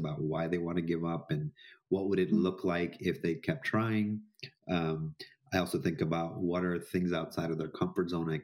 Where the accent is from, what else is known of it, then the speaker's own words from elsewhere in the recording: Jamaica; I grew up in Jamaica, in an Indian, you know, sort of household